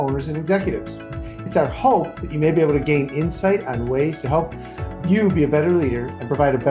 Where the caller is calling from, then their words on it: Nashville, Tennessee, United States; and I'm calling in from Nashville.